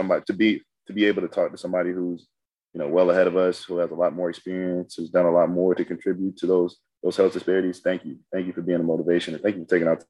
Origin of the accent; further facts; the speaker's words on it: Atlanta, Georgia, United States; now in St. Louis, United States; I'm from Atlanta. So when I came up to St. Louis